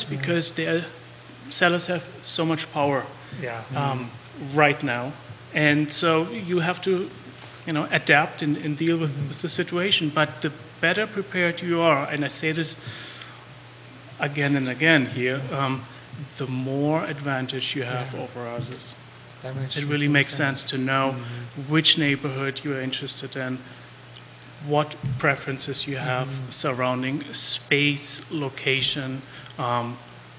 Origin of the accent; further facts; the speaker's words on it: Germany; moved away as an adult; now in Charlottesville, United States; I'm from Germany